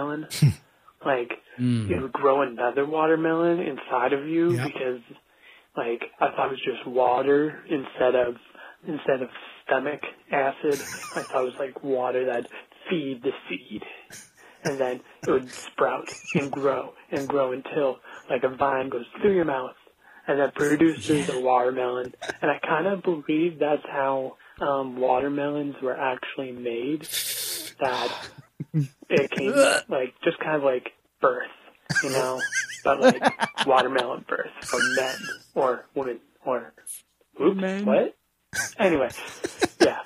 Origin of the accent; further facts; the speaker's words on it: Canada; I'm from Canada